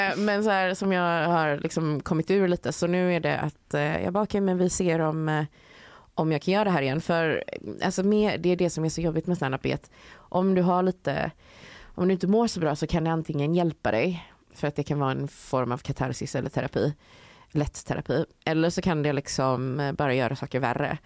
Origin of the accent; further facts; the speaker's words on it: Sweden; moved away as an adult; also born or lived in London; jag är svensk